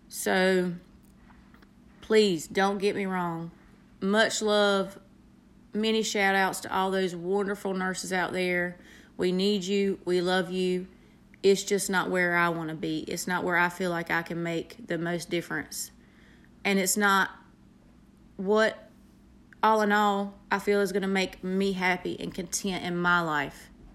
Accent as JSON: {"language": "English", "region": "the South", "country": "United States", "accent": "country", "said": "I have a country accent. I am from the South."}